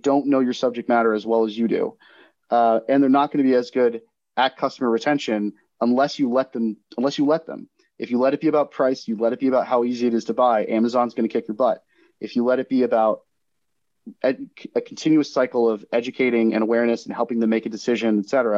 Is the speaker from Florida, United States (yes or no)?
yes; Florida, United States; my home state of Florida